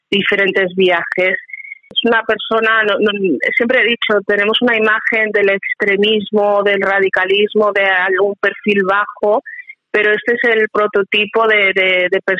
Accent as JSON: {"language": "Spanish", "country": "Spain", "said": "como española"}